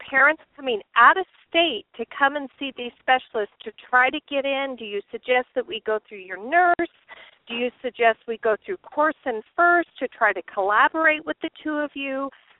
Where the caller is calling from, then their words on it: Arizona, United States; I'm just calling from Arizona. … in Arizona.